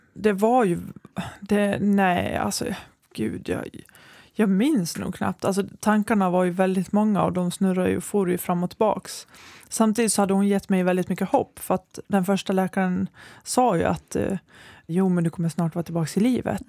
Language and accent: Swedish; Borlänge, Dalarna County, Sweden; moved away as an adult; also born or lived in Västerås; Jag är från Borlänge, men efter gymnasiet så flyttade jag till Västerås för mm. att studera